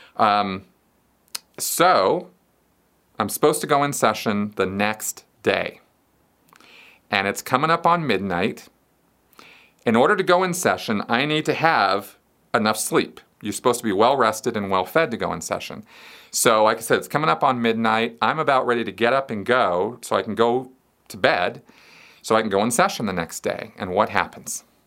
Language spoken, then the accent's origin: English; Pasadena, California, United States; I grew up in Pasadena, California